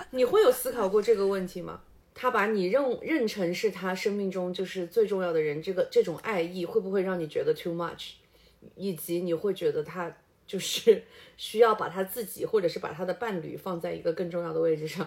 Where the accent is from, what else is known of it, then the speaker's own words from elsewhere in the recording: Changsha, Hunan, China; 我们这一辈的就是土生土长的长沙伢子